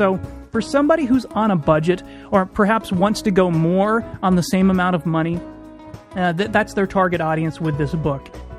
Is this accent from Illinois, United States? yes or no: no; Texas, United States; also born or lived in Houston; And I'm from East Texas. I actually spent about 10 years between moving from Houston to East Texas in around 84 till shortly after, well, actually for about 10 years till I moved to Iowa in 95.